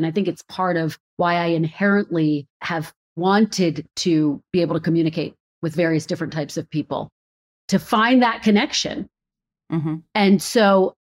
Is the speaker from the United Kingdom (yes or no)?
no; Philadelphia, Pennsylvania, United States; moved away as an adult; also born or lived in Redding, California / Providence, Rhode Island / Burbank, California; now in Washington, DC, United States; Philadelphia, my hometown.